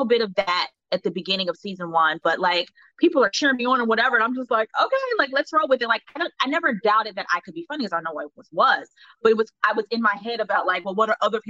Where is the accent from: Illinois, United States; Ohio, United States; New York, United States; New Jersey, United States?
Ohio, United States; Cincinnati; I went to the School for Creative and Performing Arts out of Ohio, Cincinnati, Ohio.